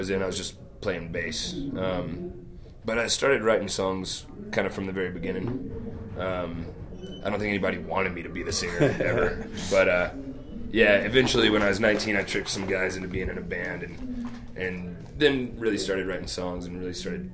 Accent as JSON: {"language": "English", "town": "Little Rock", "region": "Arkansas", "country": "United States", "said": "I'm from Little Rock, Arkansas, which is like 130 miles from Memphis."}